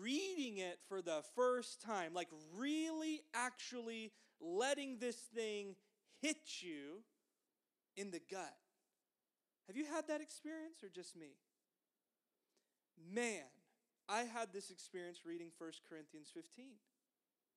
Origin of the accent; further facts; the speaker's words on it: the South, United States; growing up in the South